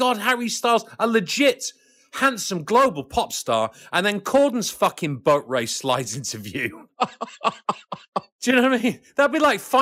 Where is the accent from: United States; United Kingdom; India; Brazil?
United Kingdom; Wigan, North West England; also born or lived in Liverpool; I was born in Liverpool, a very left-leaning city, and grew up in the industrial blue-collar town of a place called Wigan